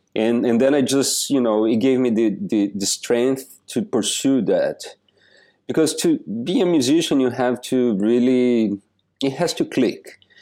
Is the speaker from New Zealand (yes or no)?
no; Joaçaba, Santa Catarina, Brazil; moved away as an adult; also born or lived in New York City; now in New York, United States; I was born in this little pla-, this little city in the south of Brazil called Joa Sabah